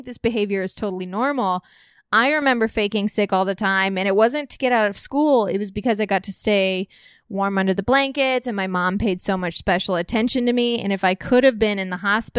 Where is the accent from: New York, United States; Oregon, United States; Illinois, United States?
Illinois, United States; Walnut Hill; moved away; I'm from a very small town called Walnut Hill, Illinois